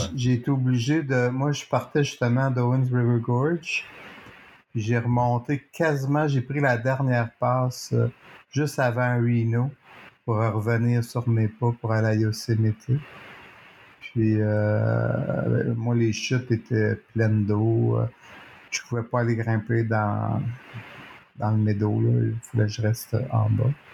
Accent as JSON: {"language": "French", "town": "Montreal", "region": "Quebec", "country": "Canada", "said": "je suis un Montréalais"}